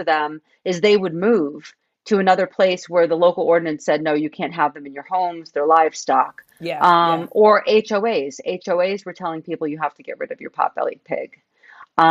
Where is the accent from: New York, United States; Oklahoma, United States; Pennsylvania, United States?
New York, United States; moved away as an adult; also born or lived in Tucson; I grew up right outside New York City.